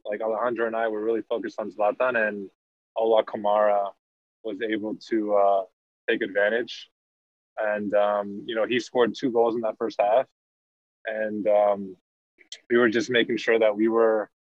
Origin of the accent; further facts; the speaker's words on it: New York City, New York, United States; moved away as an adult; I grew up in Queens, New York